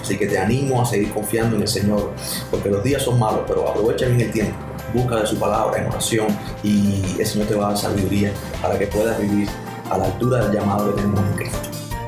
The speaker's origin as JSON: {"language": "Spanish", "region": "Havana", "country": "Cuba", "tie": "born or raised there", "moved": "as an adult", "lives_now": "Santa Clara, Cuba", "said": "yo soy eh, habanero, nacido en, La Habana eh, y nunca he vivido fuera de La Habana"}